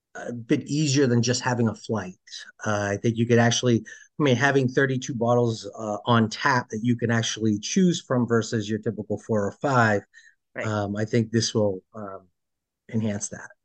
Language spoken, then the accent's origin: English; Boston, Massachusetts, United States; moved away as an adult; now in Portland, Maine, United States; born and raised in Massachusetts. Uh, okay. started off early on in uh, Dorchester